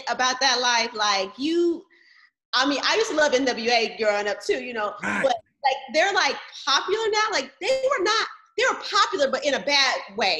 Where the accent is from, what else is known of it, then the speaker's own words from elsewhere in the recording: Las Vegas, Nevada, United States; so I'm from Vegas